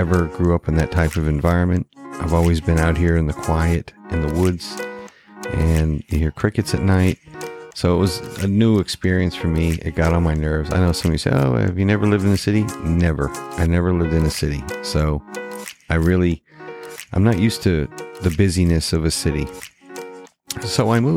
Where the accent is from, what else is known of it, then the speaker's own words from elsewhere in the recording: Maine, United States; moved away as an adult; also born or lived in Georgetown, Texas; I relocated back to my home state of Maine.